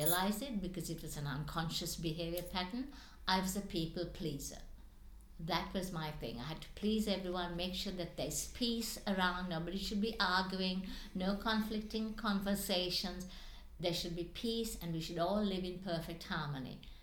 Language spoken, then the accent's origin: English; Sri Lanka; moved away; I was born in Sri Lanka